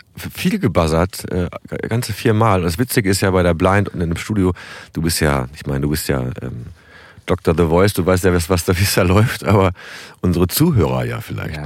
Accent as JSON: {"language": "German", "town": "Bückeburg", "region": "Lower Saxony", "country": "Germany", "tie": "born or raised there", "also_born_or_lived": "Berlin / Hamburg", "moved": "as an adult", "said": "das ist ja meine Heimat. Ich bin hier geboren und aufgewachsen"}